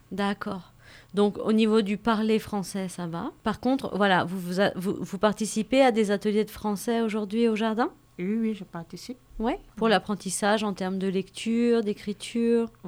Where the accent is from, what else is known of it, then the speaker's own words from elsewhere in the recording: Cameroon; moved away as an adult; now in France; Je viens du pays, euh, le Cameroun.